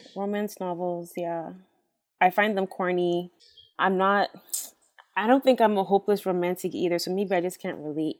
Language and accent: English; United States; I'm an American by birth